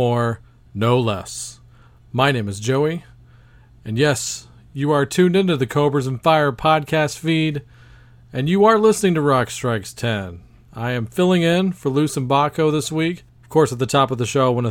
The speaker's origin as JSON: {"language": "English", "region": "Texas", "country": "United States", "tie": "born or raised there", "said": "my home state of Texas"}